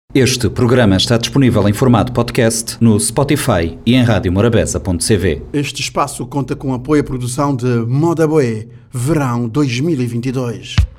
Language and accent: Portuguese; Dakar, Senegal; moved away as an adult; also born or lived in France; now in Cape Verde; nasci na Dakar, me criar na, Dakar, uma fazer a minha décima segunda na Dakar